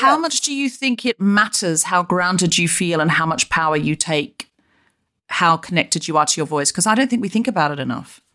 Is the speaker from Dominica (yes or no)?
no; Australia; now in London, United Kingdom; I was raised in Australia